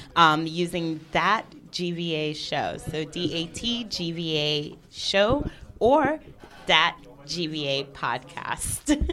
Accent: New York, United States; now in Geneva, Switzerland; I am the New Yorker and the real foreigner to Geneva.

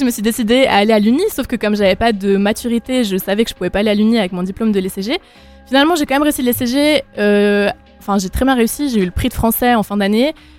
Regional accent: Valais, Switzerland; je suis, je suis du Valais, je sais qu'on est deux Valaisans

